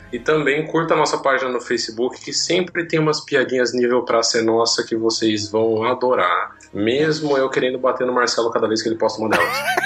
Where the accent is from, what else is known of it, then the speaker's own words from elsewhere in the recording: Brazil; accent: interior; nosso sotaque do interior